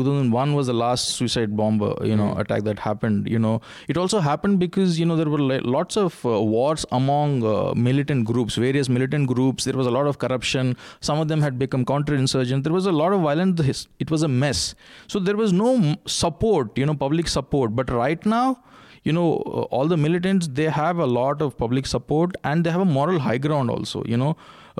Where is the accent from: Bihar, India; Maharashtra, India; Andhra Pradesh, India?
Andhra Pradesh, India; Andhra Pradesh.